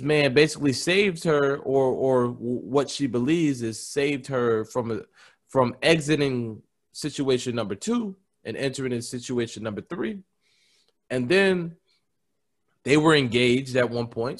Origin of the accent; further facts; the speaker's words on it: Nigeria; I'm Nigerian